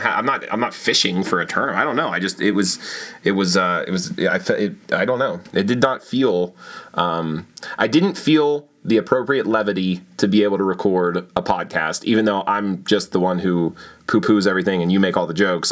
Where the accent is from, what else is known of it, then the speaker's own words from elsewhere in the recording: Pennsylvania, United States; proud to be a Pennsylvanian